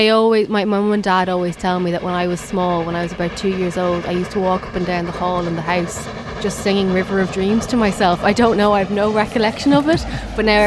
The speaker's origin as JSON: {"language": "English", "town": "Dublin", "region": "Leinster", "country": "Ireland", "tie": "born or raised there", "said": "we all grew up in Carrick Mines in South County Dublin, Dublin 18"}